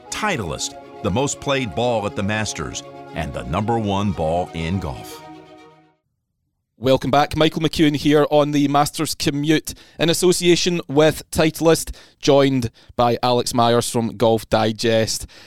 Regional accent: Scotland, United Kingdom; Actually, I'm for Scottish, you, it's, it's nice

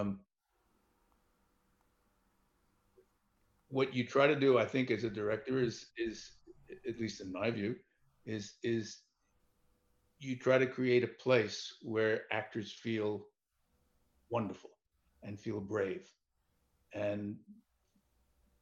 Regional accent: New York, United States; I was born and raised in New York

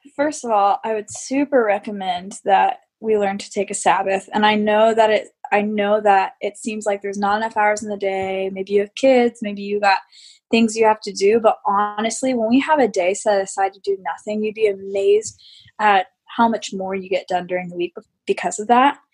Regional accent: United States; I'm American

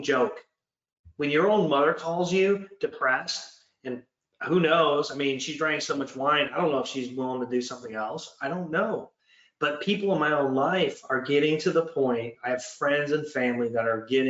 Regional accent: Michigan, United States; also born or lived in Canada; Michigan, my home state

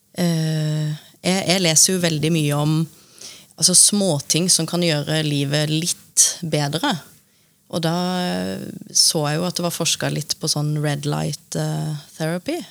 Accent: Lillesand, Agder, Norway; accent: Sørlandet dialect; now in Oslo, Norway; bodd like lenge i Oslo som i Lillesand. Dere hører sikkert at jeg har litt sørlandsdialekt

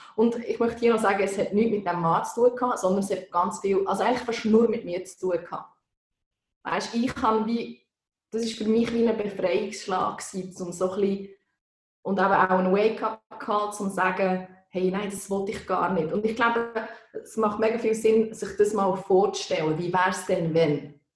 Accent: Bern, Switzerland; now in Canton of Zurich, Switzerland; Ich bin Waldzürcherin, wie man gehört. Ich wohne seit 15 Jahren da, aber bin eigentlich aus dem Kanton Bern

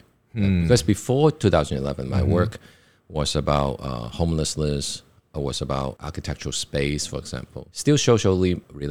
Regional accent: China; English is a second language; And now I understand, because like growing up in China, in communist controlled China, of course everything is political.

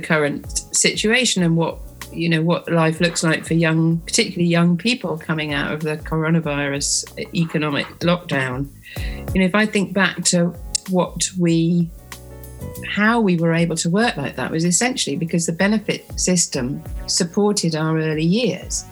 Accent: Bristol, South West England, United Kingdom; I grew up in Bristol, which in the sort of late 70s was really a reggae city.

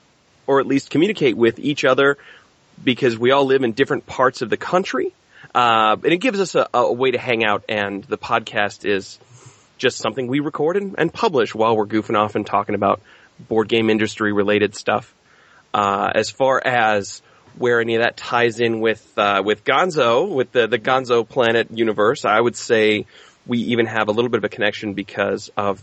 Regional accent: Ohio, United States; Ohio, my home state

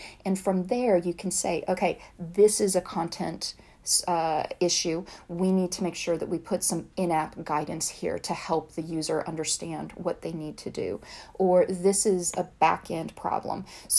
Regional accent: the South, United States; accent: Southern; taken seriously as a young woman from the South, there were very few things that I could change, but my accent was one of them. So I worked really hard to change that.

